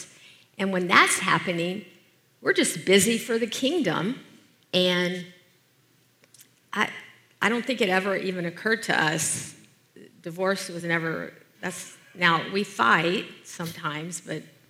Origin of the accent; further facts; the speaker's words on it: Deep South, United States; I grew up in the Deep South as the oldest of six kids